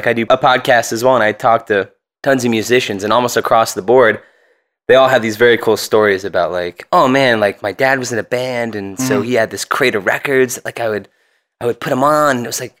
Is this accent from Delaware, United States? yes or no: no; Cincinnati, Ohio, United States; born there; I was born in Cincinnati, Ohio. I was adopted with my identical twin brother, Brandon.